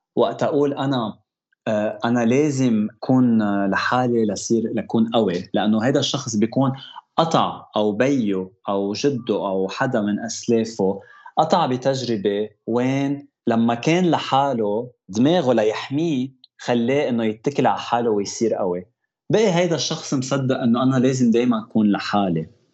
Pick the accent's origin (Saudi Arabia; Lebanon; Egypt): Lebanon; now in Toronto, Canada; انا خلقت بلبنان جيت على تورونتو